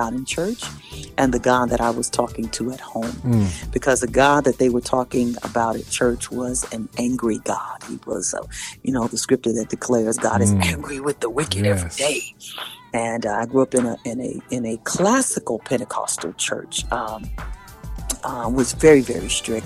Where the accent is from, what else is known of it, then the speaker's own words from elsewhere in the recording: New York City, New York, United States; moved away as an adult; also born or lived in Tulsa, Oklahoma / Nashville, Tennessee; now in Los Angeles, United States; I was born and raised in Harlem, New York